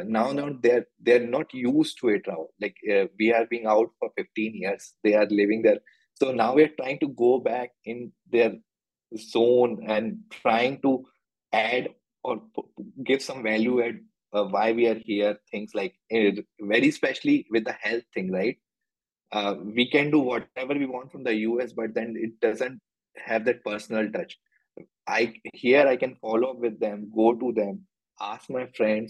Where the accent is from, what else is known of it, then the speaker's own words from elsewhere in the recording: Jabalpur, Madhya Pradesh, India; also born or lived in United States; now in Bangalore, India; My hometown is in Jabalpur, Madhya Pradesh